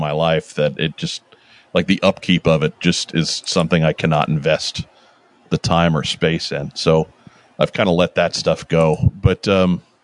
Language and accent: English; Long Island, New York, United States; we grew up on Long Island. We're from New York